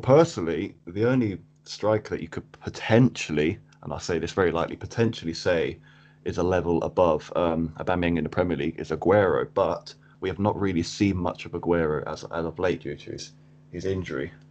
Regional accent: Cambridge, East of England, United Kingdom; I am from Cambridge in England. Um, I've been here pretty much all my life.

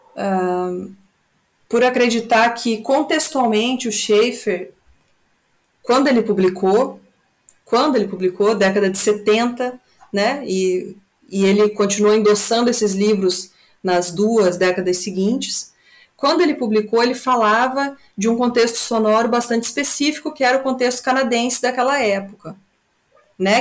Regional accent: Brazil; nós brasileiros

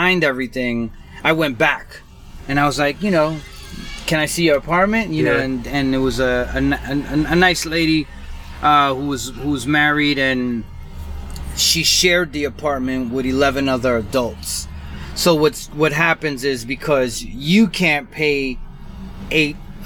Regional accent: New York City, New York, United States; I grew up in Bushwick

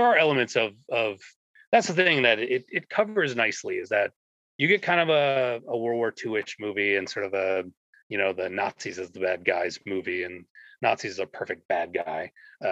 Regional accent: Minnesota, United States; I'm from Minnesota, and there's a lot of standing water here, lots of lakes

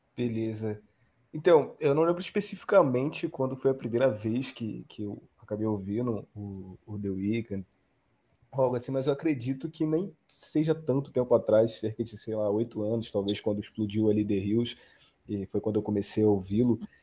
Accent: Rio de Janeiro, Brazil; Eu sou do Rio de Janeiro

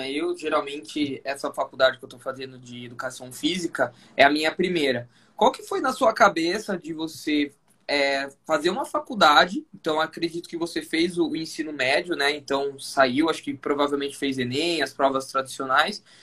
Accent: Maringá, Paraná, Brazil; Eu sou de Maringá, aqui no Paraná.

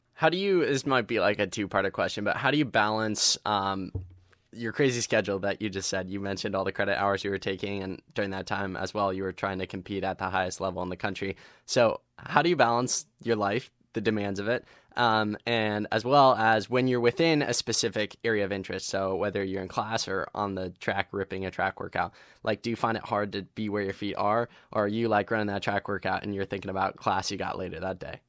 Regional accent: Ohio, United States; coming from Ohio

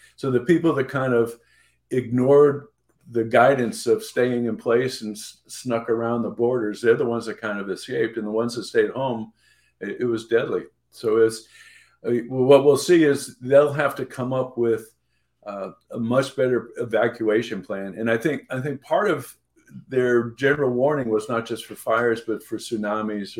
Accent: New England, United States; I grew up in New England

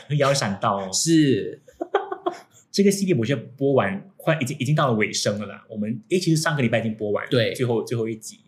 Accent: Singapore

